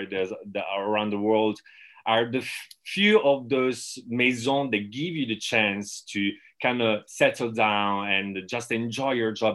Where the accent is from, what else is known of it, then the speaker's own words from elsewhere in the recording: Italy; moved away as an adult; also born or lived in Rome; I'm originally from Italy. I come from a very small town in between Rome and Naples.